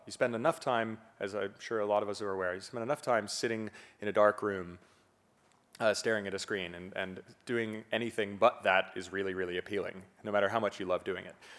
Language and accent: English; Fort Lauderdale, Florida, United States; also born or lived in Miami; from my home in Fort Lauderdale, where I, I hadn't really traveled that much, I was born in Miami